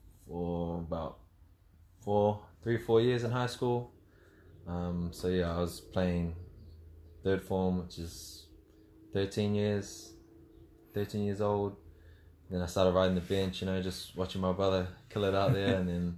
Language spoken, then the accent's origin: English; Mangere, Auckland, New Zealand; South Auckland. South Auckland, Mangere. Yeah, born and raised out there.